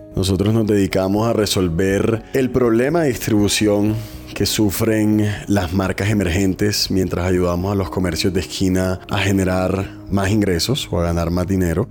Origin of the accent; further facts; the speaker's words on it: Barranquilla, Atlántico, Colombia; also born or lived in New York; Soy barranquillero, tengo 32 años